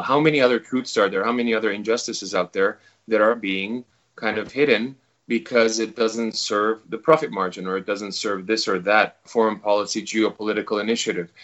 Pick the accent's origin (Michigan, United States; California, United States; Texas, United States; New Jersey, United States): California, United States; Los Angeles; moved away as an adult; now in New Zealand; my parents, my all my friends, and everyone I grew up with is in Los Angeles